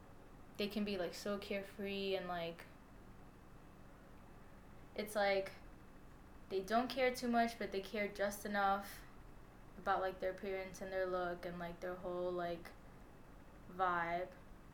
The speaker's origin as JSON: {"language": "English", "town": "New York City", "region": "New York", "country": "United States", "tie": "born or raised there", "also_born_or_lived": "Co-op City, Bronx", "said": "I am 23 years old. I grew up in the Hunts Point neighborhood of the South Bronx, but I currently live in Co-op City."}